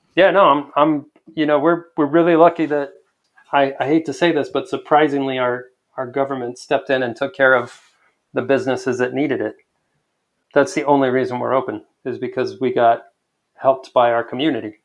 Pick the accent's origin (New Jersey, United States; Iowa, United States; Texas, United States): Texas, United States; El Paso; I spent the first almost ten years of my life a block away from Memorial Park in Central.